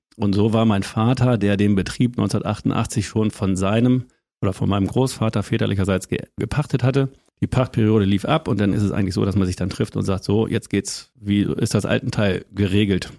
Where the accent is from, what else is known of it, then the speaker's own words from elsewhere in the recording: Lüneburg Heath, Lower Saxony, Germany; moved away as an adult; also born or lived in Winsen (Luhe); now in Kremmen, Germany; aufgewachsen in einem 149 Seelendorf, Holthusen 1. Äh, bei Friedel-Ebsdorf sagt niemandem was, noch Munster, vielleicht das Panzermuseum. Mhm. Da bin ich aufgewachsen